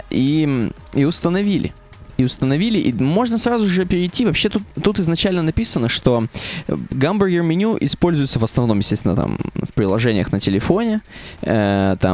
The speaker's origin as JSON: {"language": "Russian", "region": "Michigan", "country": "United States", "said": "я из Мичигана, если что."}